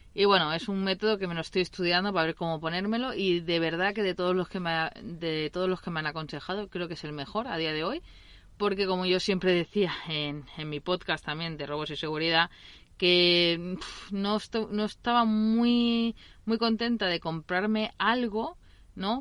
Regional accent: Mataró, Catalonia, Spain; soy nací en Mataró, eh, de hecho, estoy nací en esta ciudad.

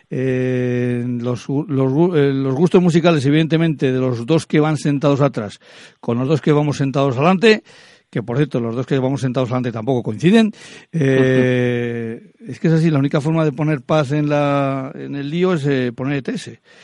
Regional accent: Rioja, Basque Country, Spain; los que somos de Rioja

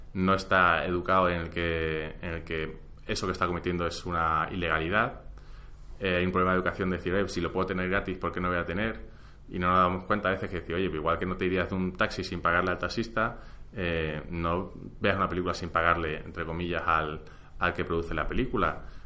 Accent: Spain; en España creo que estamos acostumbrados

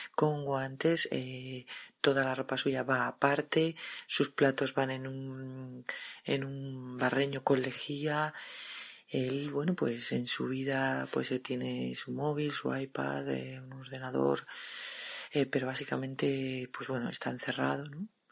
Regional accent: Madrid, Community of Madrid, Spain; soy de Madrid

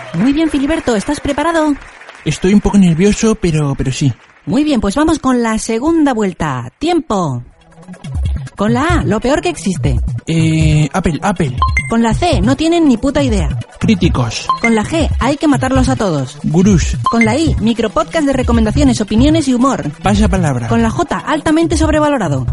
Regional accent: Catalonia, Spain; also born or lived in Andalusia; Yo soy andaluz nacido en Cataluña

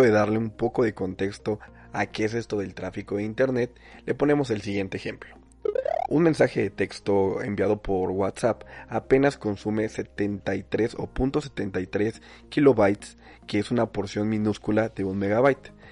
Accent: Mexico

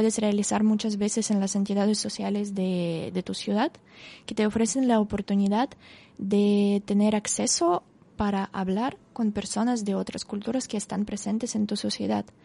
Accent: Russia; Spanish is a second language; moved away; de mi entorno en Rusia, como en mi ciudad natal, a pasar, no sé, 14

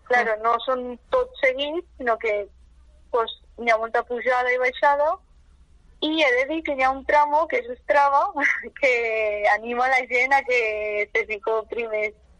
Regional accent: Mont-roig, Aragon, Spain; jo he, he crescut sempre a Montroig, i soc de Montroig

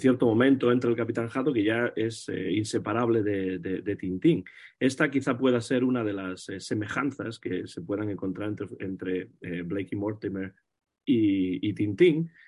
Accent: Vigo, Galicia, Spain; donde yo nací, en Vigo, en Galicia

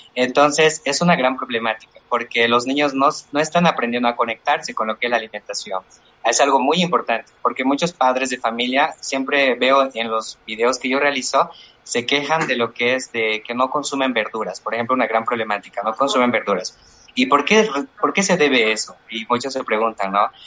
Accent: Chuquisaca, Bolivia; Yo soy de Chuquisaca, soy de la zona del Valle, aquí en Bolivia

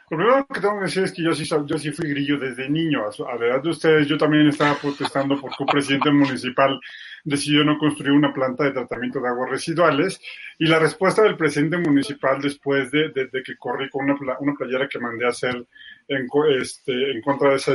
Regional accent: Mexico; Yo estudié en una escuela de, petróleos mexicanos y en los 18 de marzo nos llevaban al zócalo de mi pueblo a cantar el himno al petróleo. Entonces, eh, también en, el lugar donde soy eh, es donde eh, está sentado Petróleos Mexicanos

